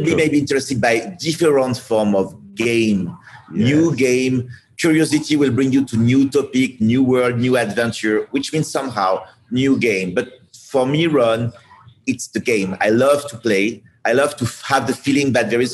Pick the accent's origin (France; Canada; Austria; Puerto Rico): France; moved away; I'm coming from France